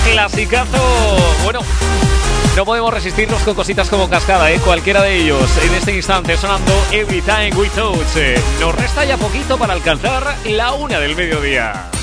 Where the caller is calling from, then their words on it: Burgos, Castile and León, Spain; Hola Raúl, hola MDteros. Eh … de Burgos.